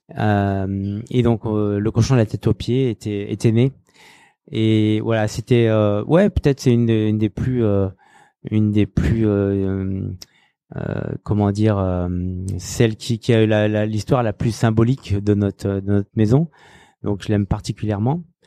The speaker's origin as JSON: {"language": "French", "town": "Saint-Étienne", "region": "Auvergne-Rhône-Alpes", "country": "France", "also_born_or_lived": "Lyon / Paris / New York", "moved": "yes", "said": "je suis stéphanois"}